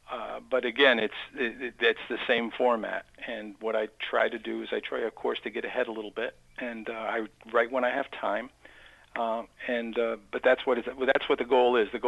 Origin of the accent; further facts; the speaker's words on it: Amsterdam, New York, United States; I grew up in Amsterdam.